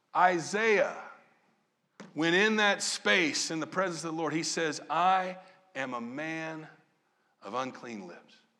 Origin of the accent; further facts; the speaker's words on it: Southern Illinois, United States; moved away; also born or lived in Maryland; I grew up in Southern Illinois.